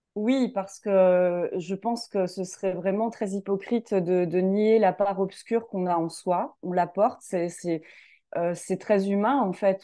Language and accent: French; Lorraine, Grand Est, France; je suis originaire de, de Lorraine